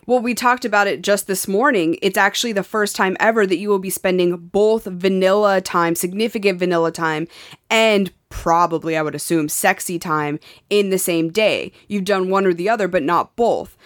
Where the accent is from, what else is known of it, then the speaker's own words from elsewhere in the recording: Montana, United States; moved away; growing up in Montana